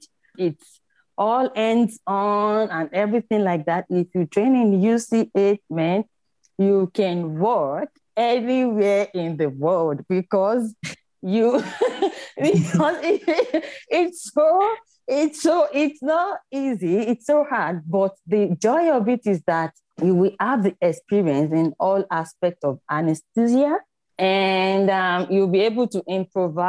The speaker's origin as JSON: {"language": "English", "country": "Nigeria", "tie": "born or raised there", "moved": "as an adult", "lives_now": "Australia", "said": "growing up in Nigeria as a little girl was really good"}